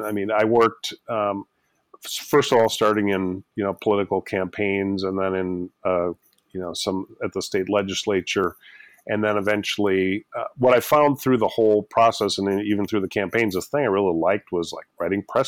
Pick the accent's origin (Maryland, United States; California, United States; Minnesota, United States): Minnesota, United States; Austin; also born or lived in Twin Cities suburb, Minnesota; Ended up running for state representative as a 21-year-old in Austin, Minnesota, my hometown